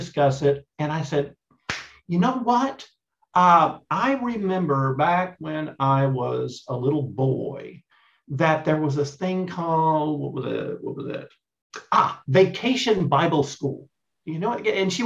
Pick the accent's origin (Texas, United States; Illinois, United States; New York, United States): Texas, United States; East; moved away as an adult; also born or lived in Dallas–Fort Worth, Texas; now in Australia; I'm in Australia now, but I'm a Texas boy. So, oh, okay. I grew up in East Texas